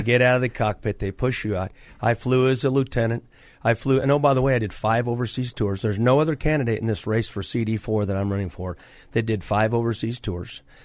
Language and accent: English; Akron, Colorado, United States; I come from Akron, Colorado, Washington County. I'm a third generation cattle rancher